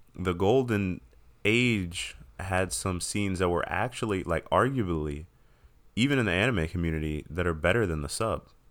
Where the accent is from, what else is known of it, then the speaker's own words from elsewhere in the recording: United States; growing up in America, I didn't know Japanese